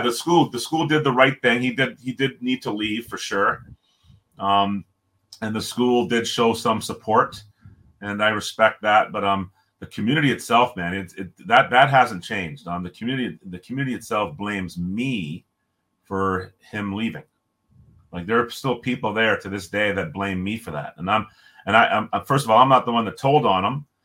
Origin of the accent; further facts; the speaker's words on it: Toronto, Ontario, Canada; also born or lived in Jamaica; I was born in Jamaica, moved to Toronto when I was three.